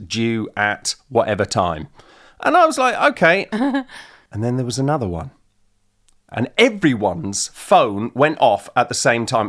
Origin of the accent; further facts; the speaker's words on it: Manchester, North West England, United Kingdom; now in Los Angeles, United States; we're from Manchester.